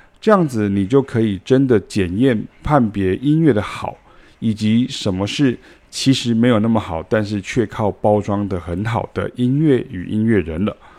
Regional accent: Taiwan; 因为我们是台湾人到欧洲学爵士乐的第一人跟第二人呢、

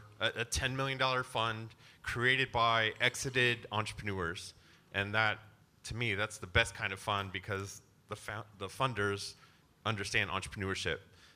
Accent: Wilmington, North Carolina, United States; I'm from Wilmington, I'm from a coastal community as well

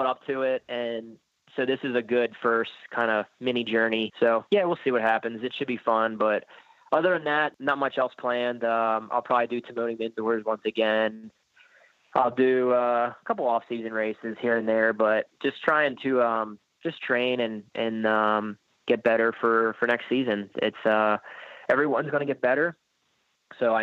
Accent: Pennsylvania, United States; I grew up in Pennsylvania.

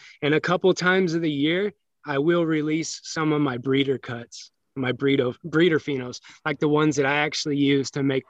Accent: Pekin, Illinois, United States; moved away as an adult; also born or lived in Peoria, Illinois / California; No, I was born in Peoria, Illinois.

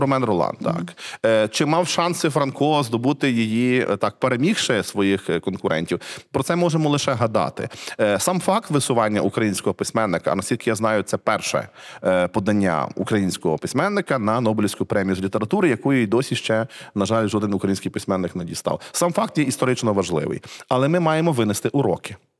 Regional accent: Cherkasy Oblast, Ukraine; я не з Львова, я з Черкащини. Я рідний з Черкаської області

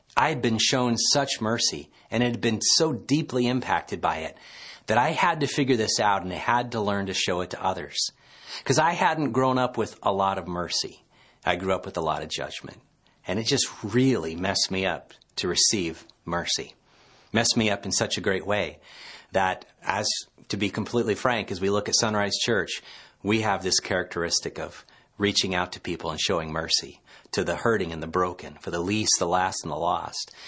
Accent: Petaluma, California, United States; my hometown in Petaluma, California

